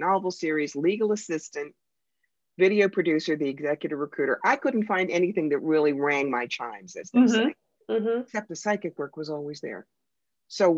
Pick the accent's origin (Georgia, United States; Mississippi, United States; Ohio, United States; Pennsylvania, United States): Pennsylvania, United States; Philadelphia; now in Schoharie County, New York, United States; I grew up in Philadelphia, which is, of course, one of our largest cities